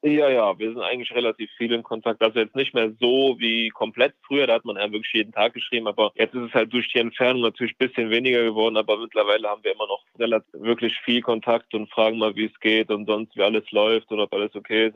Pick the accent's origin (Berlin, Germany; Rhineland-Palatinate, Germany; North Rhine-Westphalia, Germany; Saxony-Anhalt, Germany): North Rhine-Westphalia, Germany; Leverkusen; ich bin in Deutschland geboren, also in Leverkusen aufgewachsen.